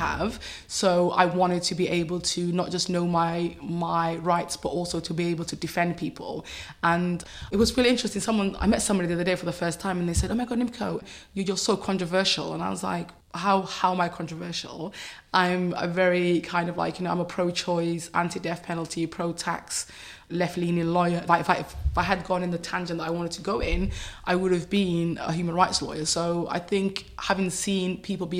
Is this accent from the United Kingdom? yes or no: yes; Cardiff, Wales, United Kingdom; also born or lived in Somaliland; growing up in Cardiff was really interesting